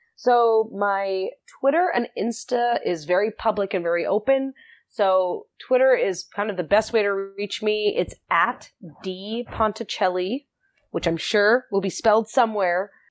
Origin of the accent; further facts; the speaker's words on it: South Africa; also born or lived in Winnipeg, Canada; now in Saskatchewan, Canada; I'm from South Africa originally